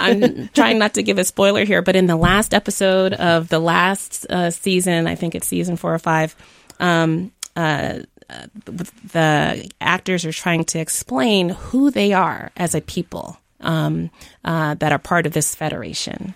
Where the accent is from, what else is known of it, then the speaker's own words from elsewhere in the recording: Jamaica; moved away; also born or lived in Miami, United States; I was born in Jamaica, uh, grew up between Jamaica and Miami